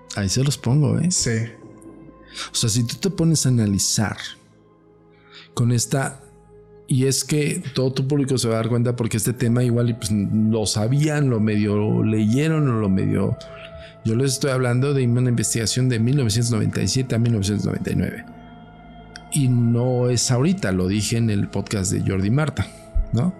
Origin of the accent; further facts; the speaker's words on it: Mexico; yo no hablo inglés, yo hablo totonaca, cabrón, soy mexicano